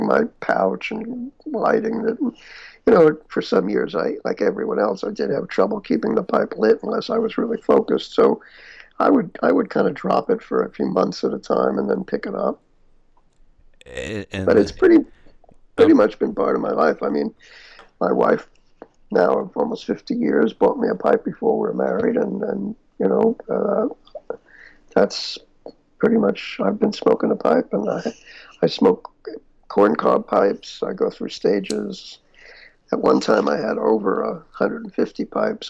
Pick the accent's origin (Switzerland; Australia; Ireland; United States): United States; New York City, New York; I grew up in New York and Queens